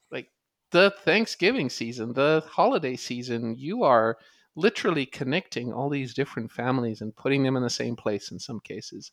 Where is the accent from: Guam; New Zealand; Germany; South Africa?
South Africa; moved away as an adult; now in United States; I grew up in South Africa watching and playing cricket